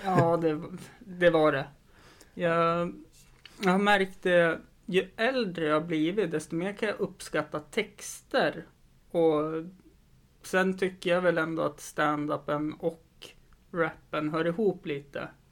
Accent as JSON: {"language": "Swedish", "town": "Östersund", "region": "Jämtland", "country": "Sweden", "said": "jag har en väldigt stor kompisskara hemma i Östersund"}